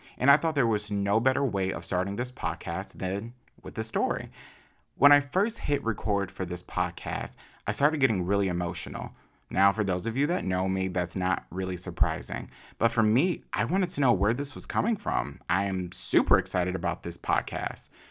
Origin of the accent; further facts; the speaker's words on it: Chicago, Illinois, United States; I am an only child from Chicago